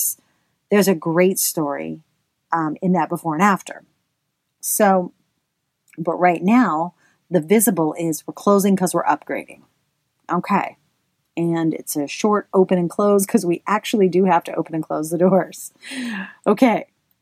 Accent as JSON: {"language": "English", "region": "the South", "country": "United States", "accent": "Southern", "said": "I should say this in my southern accent"}